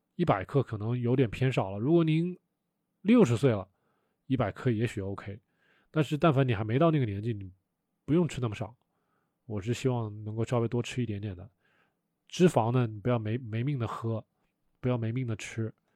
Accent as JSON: {"language": "Chinese", "town": "Wuhan", "region": "Hubei", "country": "China", "tie": "born or raised there", "said": "我以前小时候在武汉长大的"}